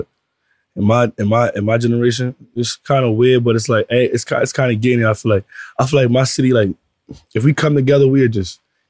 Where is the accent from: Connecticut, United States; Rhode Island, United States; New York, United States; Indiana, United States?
New York, United States; New York City; I'm from Brooklyn.